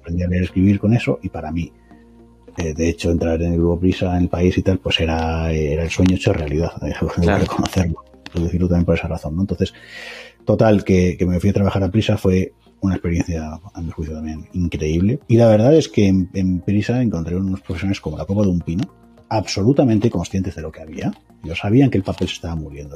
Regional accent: Mallorca, Balearic Islands, Spain; moved away; also born or lived in Galicia / Extremadura / China; Mi familia procede de Extremadura. Yo nací en Mallorca.

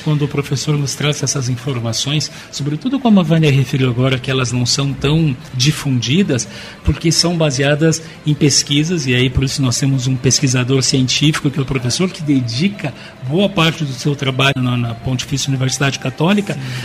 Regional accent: Brazil; Nós somos nós brasileiros aqui

